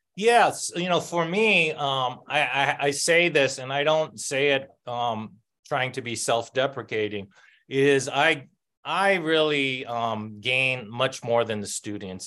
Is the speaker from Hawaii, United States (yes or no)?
yes; Oahu, Hawaii, United States; now in New Mexico, United States; I grew up um, in a public housing, um, one of the rougher ones in um, Oahu